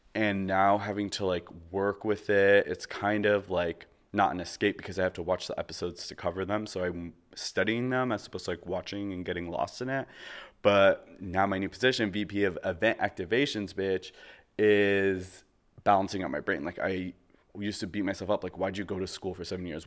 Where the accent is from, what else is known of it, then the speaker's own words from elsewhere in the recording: Canada; moved away as an adult; also born or lived in Toronto; now in Los Angeles, United States; I am from Canada